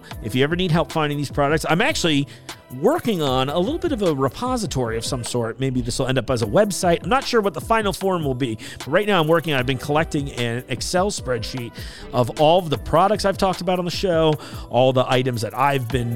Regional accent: East Coast, United States; moved away; I grew up on the East Coast

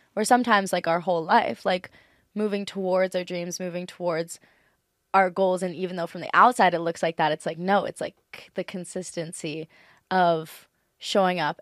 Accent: Maui, Hawaii, United States; I'm from Maui, Hawaii

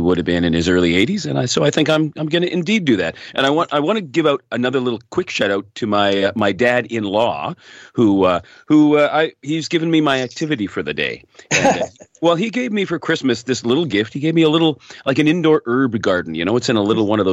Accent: Hamilton, Ontario, Canada; Guelph, just north of Hamilton, my hometown.

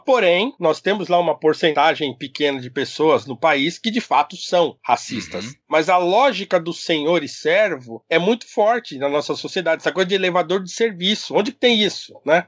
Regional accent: Brazil; nós somos brasileiro

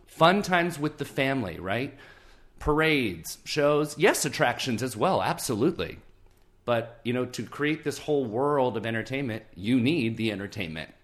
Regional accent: Moreno Valley, California, United States; I grew up in Southern California, about an hour and a half east of Anaheim in a town called Moreno Valley

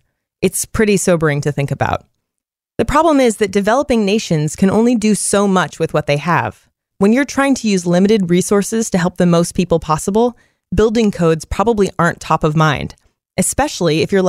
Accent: Northern California, United States; I'm from Northern California, where earthquakes are pretty common.

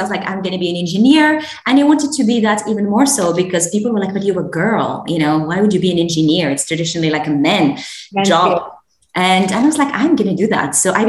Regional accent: Meknes, Fès-Meknès, Morocco; also born or lived in Paris, France; now in London, United Kingdom; So I was born in Meknes, and but I also went to French high school. So this was the beginning of this duality of culture, you know, from a very traditional background, but also going to French high school by day. So I was always between both cultures.

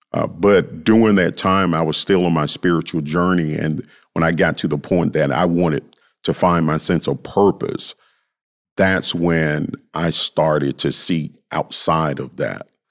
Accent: Memphis, Tennessee, United States; I grew up in South Memphis

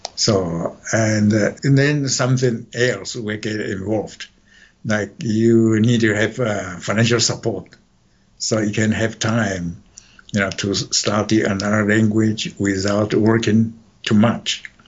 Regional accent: Taichung, Taiwan; moved away as an adult; now in United States; I was born in Taichung.

